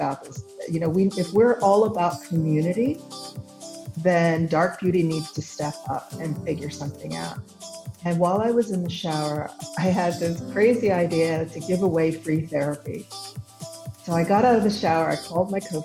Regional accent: Villanova, Pennsylvania, United States; also born or lived in Saint-Marcellin, France; I was born outside of Philadelphia, and I grew up on the main line, Villanova

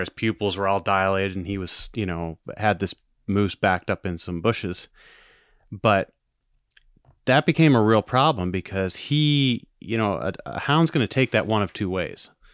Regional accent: Maine, United States; I was born and raised in Maine

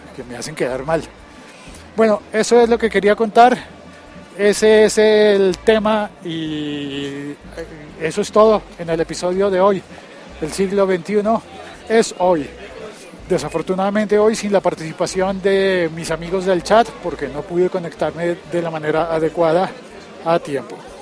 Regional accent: Bogotá, Colombia; cómo es la vida en mi país, en mi ciudad

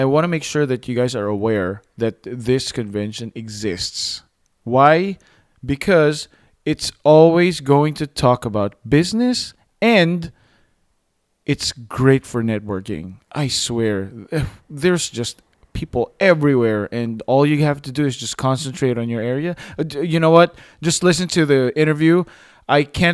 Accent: Philippines; I'm Filipino

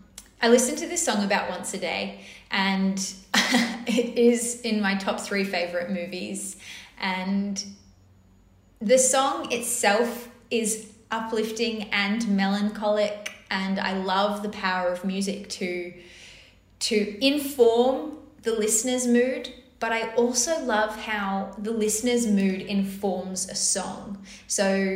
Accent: North Shore, New South Wales, Australia; I grew up on the North Shore, and I grew up in a very musical household.

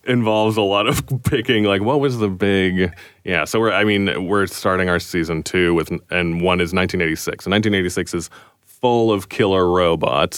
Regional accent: Canada; we're Canadian

